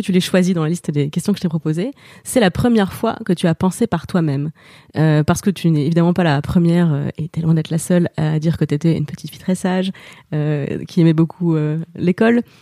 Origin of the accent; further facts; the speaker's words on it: Moselle, Grand Est, France; je viens de Moselle